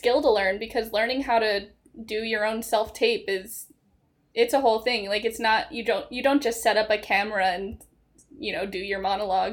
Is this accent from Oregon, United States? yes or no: no; New Jersey, United States; moved away as an adult; now in Florida, United States; I'm from New Jersey